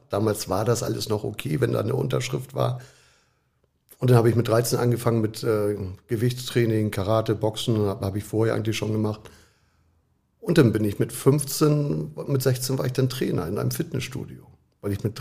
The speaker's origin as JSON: {"language": "German", "region": "Hamburg", "country": "Germany", "tie": "born or raised there", "said": "Wo bist du aufgewachsen? In, damals in Hamburg war es Schnelsen, Niendorf, so die Ecke. Da sind wir oft hin und her gezogen."}